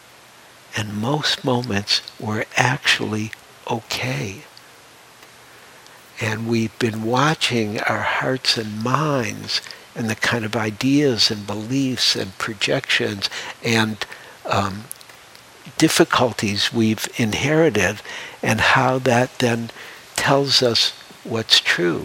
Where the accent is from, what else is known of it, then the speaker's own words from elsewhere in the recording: Detroit, Michigan, United States; I grew up in Detroit